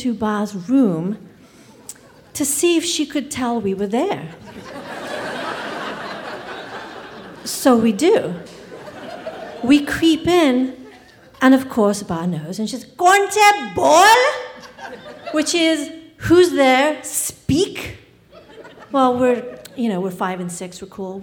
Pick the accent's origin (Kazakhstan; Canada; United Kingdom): United Kingdom; England; I grew up in England, and some of my earliest memories are of living in a drafty Victorian house